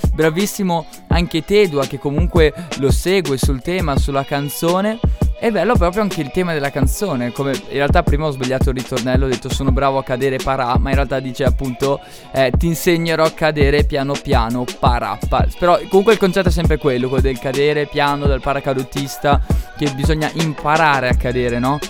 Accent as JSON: {"language": "Italian", "area": "Upper Mantua area", "region": "Lombardy", "country": "Italy", "said": "nelle nostre parti alto mantovano"}